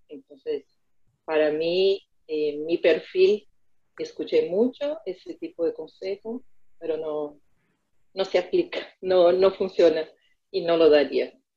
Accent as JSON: {"language": "Spanish", "town": "Americana", "region": "São Paulo", "country": "Brazil", "tie": "born or raised there", "second_language": "Spanish", "moved": "as an adult", "lives_now": "Buenos Aires, Argentina", "said": "la ciudad de Americana, es eh, donde yo nací y hasta el día de hoy mis padres y mi familia vive ahí"}